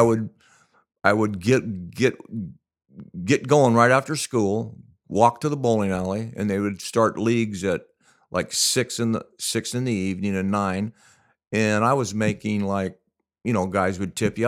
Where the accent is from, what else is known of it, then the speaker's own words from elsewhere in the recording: La Mirada, California, United States; when we were in high school, we grew up in La Mirada